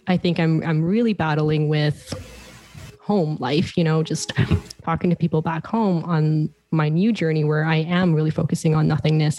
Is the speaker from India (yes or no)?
no; Toronto, Ontario, Canada; moved away; I'm originally from Toronto